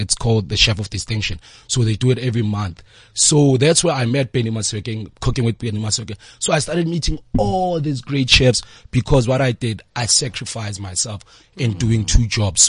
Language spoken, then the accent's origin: English; Free State, South Africa; now in Soweto, South Africa; I'm from Freedom Free State